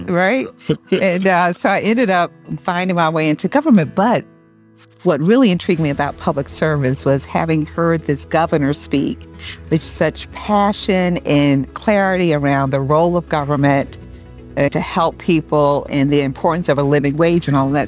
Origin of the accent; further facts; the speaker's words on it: Albany, New York, United States; also born or lived in Northern Virginia; I grew up in Albany, left, you know, shortly after college, moved down to the Northern Virginia area with my husband